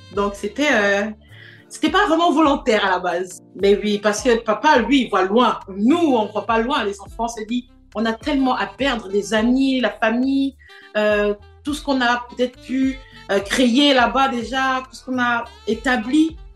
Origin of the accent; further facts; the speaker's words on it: Port-Gentil, Ogooué-Maritime, Gabon; moved away as an adult; also born or lived in Gamba, Gabon / Montreal, Canada / Quebec City, Canada; now in Canada; je suis née à Port-Gentil, mais j'ai vécu dans, dans une autre petite ville, pas très loin, qui s'appelle Gamba. Et euh, c'est là où j'ai fait toute, mon primaire. Et quand je suis allée au lycée, c'est là où je suis allée vivre à Port-Gentil